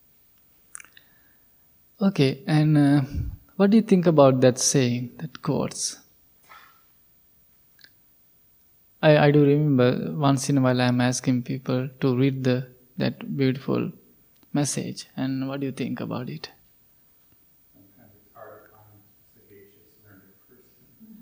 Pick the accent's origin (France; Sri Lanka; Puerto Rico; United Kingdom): Sri Lanka; moved away as an adult; we, all the monks, we are originally from Sri Lanka